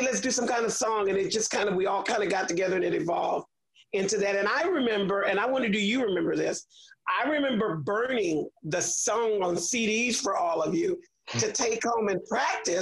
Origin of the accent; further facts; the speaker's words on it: Houston, Texas, United States; I grew up in Fifth Ward